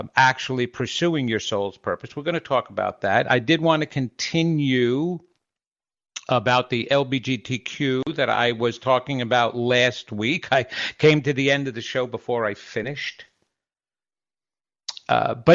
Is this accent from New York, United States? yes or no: yes; New York, United States; I grew up in New York